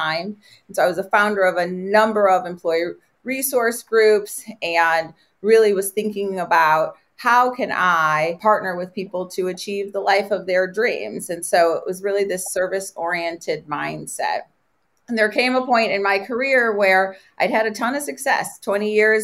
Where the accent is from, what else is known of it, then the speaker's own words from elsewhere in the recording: Detroit, Michigan, United States; I was born and raised in Detroit